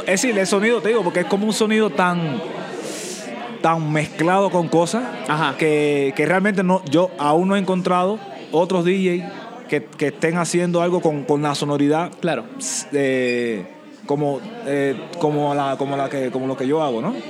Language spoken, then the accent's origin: Spanish; Santiago de Cuba, Cuba; soy santiaguero. Yo no, no nací en La Habana, en la capital cubana, nací en el oriente del país